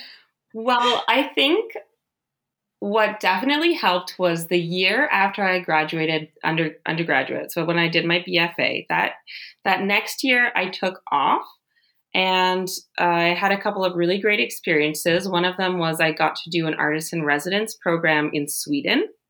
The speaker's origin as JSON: {"language": "English", "town": "Ottawa", "region": "Ontario", "country": "Canada", "tie": "born or raised there", "also_born_or_lived": "Rhode Island / Tokyo", "moved": "yes", "lives_now": "Germany", "said": "I'm originally from Ottawa, Canada. That's where I grew up"}